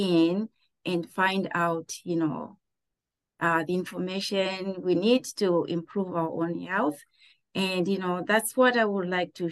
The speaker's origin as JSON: {"language": "English", "country": "Zimbabwe", "tie": "born or raised there", "moved": "yes", "lives_now": "Pittsburgh, United States", "said": "I grew up in Zimbabwe"}